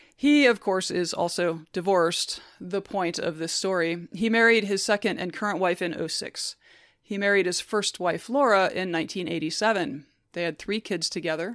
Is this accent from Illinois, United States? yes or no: no; Alabama, United States; When I was growing up in Alabama in the nineties